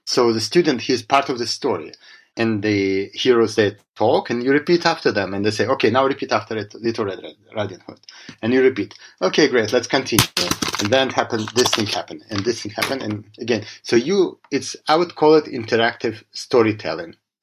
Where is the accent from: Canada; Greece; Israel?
Israel; also born or lived in Russia / Boston; I was born in Russia, and I moved as a child. I grew up to Israel. I grew up in Israel. I moved to Israel as a child